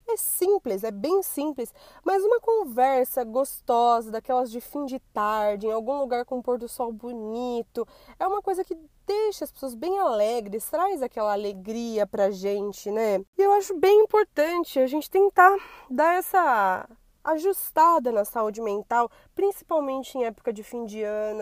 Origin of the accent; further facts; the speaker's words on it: São Paulo, Brazil; por falar a palavra rolê, possivelmente já deu para perceber que eu sou paulista